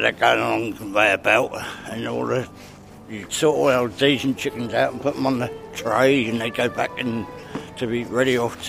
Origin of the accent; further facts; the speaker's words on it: Bury St Edmunds, East of England, United Kingdom; I was brought up in Bury.